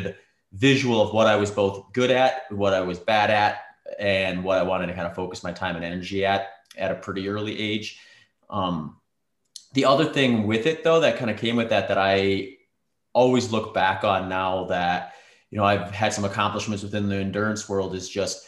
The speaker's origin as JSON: {"language": "English", "region": "Wisconsin", "country": "United States", "tie": "born or raised there", "also_born_or_lived": "Minnesota / Nebraska", "moved": "as an adult", "lives_now": "Phoenix, United States", "said": "we ended up in Wisconsin by the time I was 8. And that's where I basically grew up. I went to high school and college in Wisconsin"}